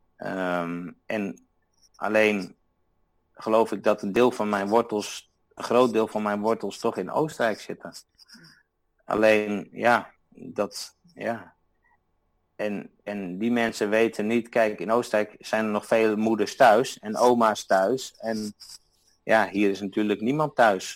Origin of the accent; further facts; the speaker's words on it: Netherlands; moved away as an adult; now in Austria; ik ben uit Nederland weggegaan omdat ik mijn idealen in de Alpen wilde verwezenlijken